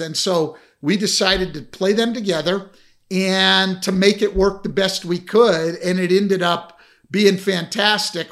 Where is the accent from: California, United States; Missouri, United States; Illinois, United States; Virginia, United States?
California, United States; Bay Area; I grew up in the Bay Area